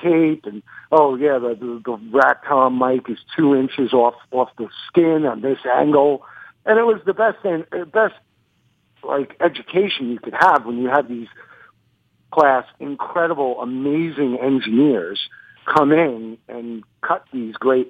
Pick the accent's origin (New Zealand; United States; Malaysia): United States; New York; accent: New York; I'm from New York. It comes with the accent.